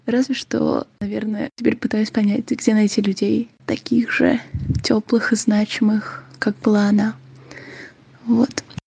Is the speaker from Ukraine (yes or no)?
yes; Ukraine; я из Украины